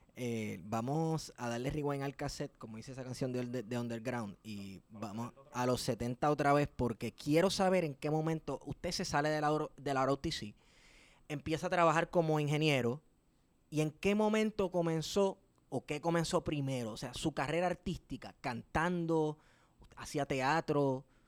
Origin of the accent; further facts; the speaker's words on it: Puerto Rico; Como puertorriqueños